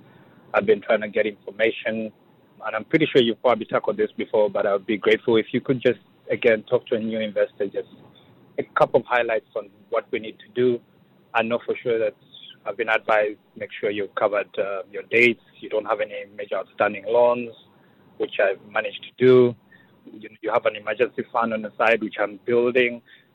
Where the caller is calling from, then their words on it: Massachusetts, United States; I'm calling from Massachusetts.